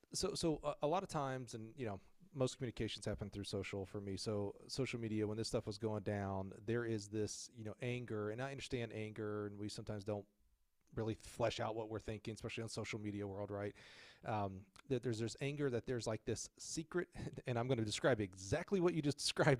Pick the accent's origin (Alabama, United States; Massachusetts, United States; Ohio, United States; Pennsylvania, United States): Alabama, United States; moved away; I was from Alabama